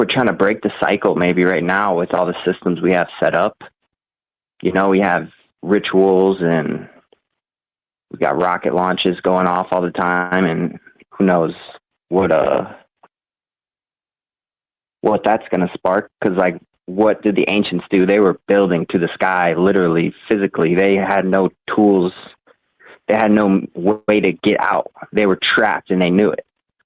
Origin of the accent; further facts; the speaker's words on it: Iowa, United States; I'm from Iowa